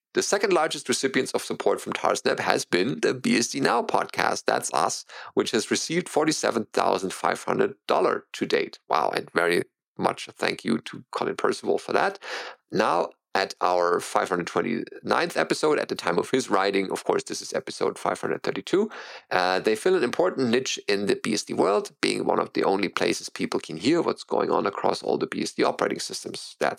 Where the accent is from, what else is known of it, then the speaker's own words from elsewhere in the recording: Canada; as a Canadian